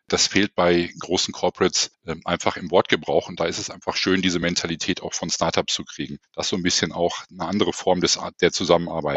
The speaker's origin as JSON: {"language": "German", "town": "Essen", "region": "North Rhine-Westphalia", "country": "Germany", "tie": "born or raised there", "said": "in meiner Heimatstadt Essen"}